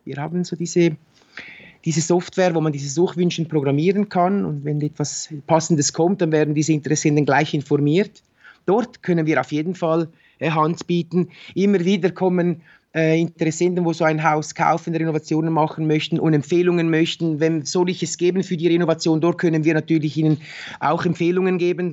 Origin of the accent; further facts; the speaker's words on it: Switzerland; bei uns in der Schweiz